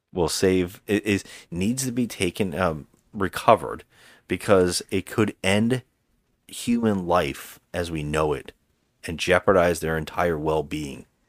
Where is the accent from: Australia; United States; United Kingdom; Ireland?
Ireland; as an Irishman